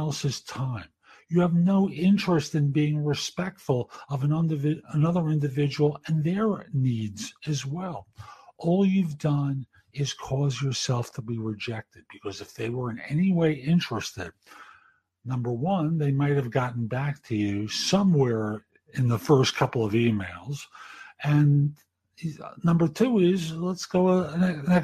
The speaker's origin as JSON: {"language": "English", "town": "New York City", "region": "New York", "country": "United States", "tie": "born or raised there", "said": "growing up in the Bronx back in the day"}